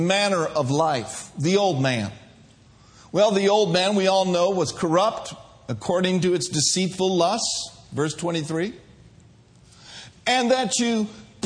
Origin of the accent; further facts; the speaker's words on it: Minnesota, United States; I grew up in Minnesota